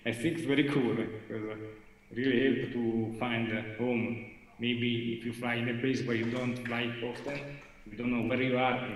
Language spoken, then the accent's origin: English; Italy; English is a second language; I'm not a very good English speaker, and I'm from Italy, almost.